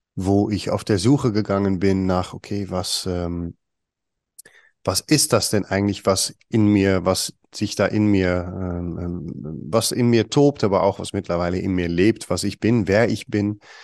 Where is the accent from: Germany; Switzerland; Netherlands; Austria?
Netherlands; German is a second language; moved away; komme ich aus Holland, ich bin Holländer